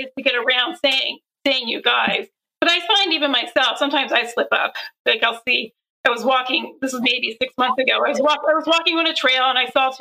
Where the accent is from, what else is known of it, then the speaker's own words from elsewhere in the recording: Pennsylvania, United States; I grew up in Pennsylvania